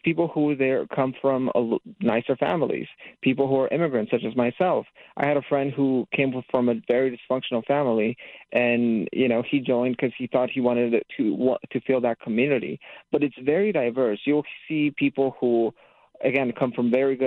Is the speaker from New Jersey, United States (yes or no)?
no; Azusa, California, United States; I'm actually from the area. I'm from Azusa, California, so from the San Gabriel Valley